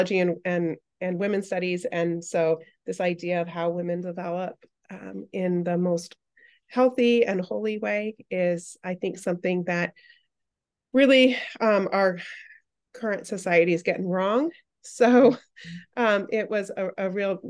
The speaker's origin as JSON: {"language": "English", "region": "Arizona", "country": "United States", "tie": "born or raised there", "said": "I am an Arizona native. I reside in Tempe, Arizona, where we have a little bit of a cold spell, so I'm wearing multiple layers today, but I've born and raised in Arizona."}